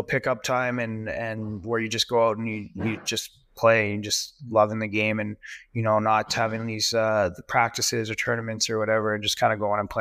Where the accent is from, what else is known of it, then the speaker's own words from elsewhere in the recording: Winnipeg, Manitoba, Canada; being Canadian